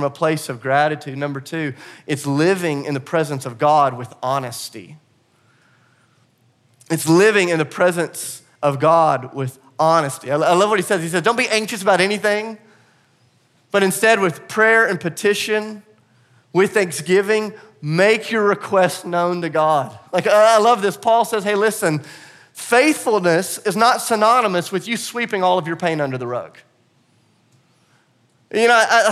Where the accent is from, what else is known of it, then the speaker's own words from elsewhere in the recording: the South, United States; I'm from the South and I'm a Christian